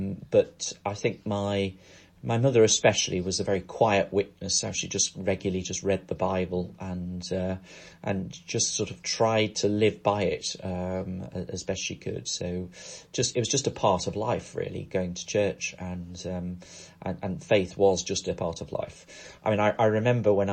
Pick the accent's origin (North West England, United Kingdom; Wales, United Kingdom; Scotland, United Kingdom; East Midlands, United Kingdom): North West England, United Kingdom; Crosby; moved away as an adult; also born or lived in Poynton, Cheshire; I grew up in a place called Crosby, which is just north of Liverpool